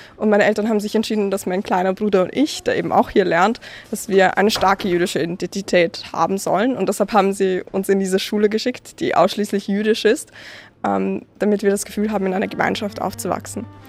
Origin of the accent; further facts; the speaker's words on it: Vienna, Austria; bin ich Österreicherin oder bin ich Jüdin, weil ich einfach beides bin